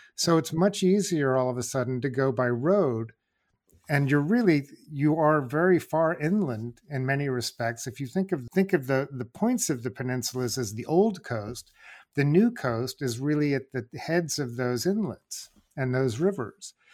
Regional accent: New York, United States; I grew up in New York

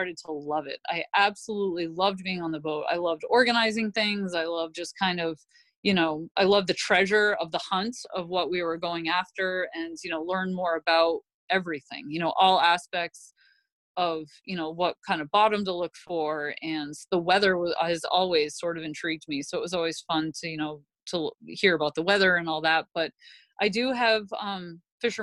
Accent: Southwest Harbor, Maine, United States; I grew up where I grew up in Southwest Harbor was literally right on the water.

